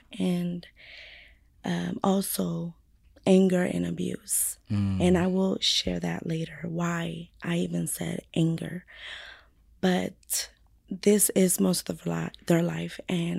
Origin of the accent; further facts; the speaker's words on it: San Bernardino, California, United States; also born or lived in Fontana, California; I was born in Fontana. Okay, Fontana. But raised in San Bernardino.